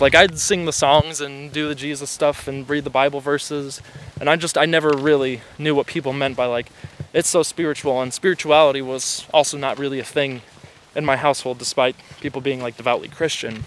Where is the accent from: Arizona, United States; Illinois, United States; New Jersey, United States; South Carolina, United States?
Illinois, United States; moved away as an adult; I moved away from home from the Midwest against my parents' wishes